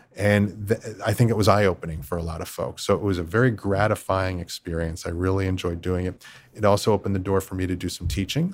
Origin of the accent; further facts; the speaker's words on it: Philadelphia area, Pennsylvania, United States; I grew up just outside the Philadelphia area